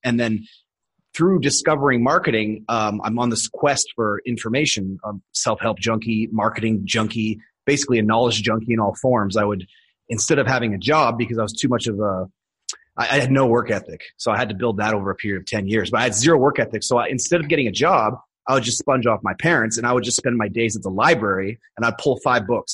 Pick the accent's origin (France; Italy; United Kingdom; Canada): Canada; Edmonton, Alberta; moved away as an adult; now in Thailand; I was born in Edmonton, and that's where I stayed until I was in my early twenties.